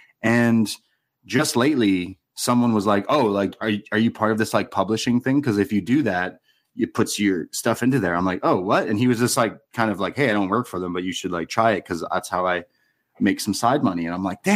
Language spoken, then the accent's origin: English; Toronto, Ontario, Canada; I'm from Toronto